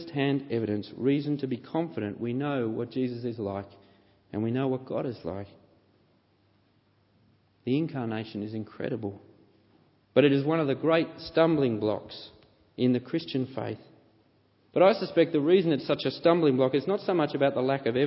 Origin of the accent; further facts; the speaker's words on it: Canberra, Australian Capital Territory, Australia; I know I was born in Canberra.